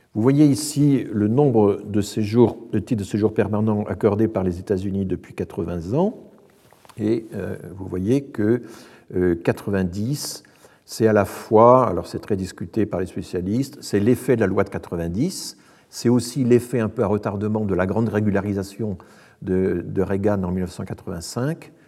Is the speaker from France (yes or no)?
yes; France; chez nous en France